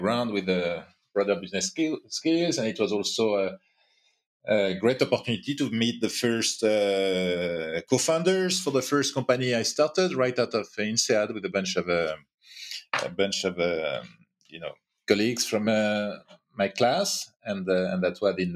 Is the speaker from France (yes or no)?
yes; France; accent: French; English is a second language; also born or lived in Asia / New York; now in Paris, France; But was born in France and I'm quite French, as you can hear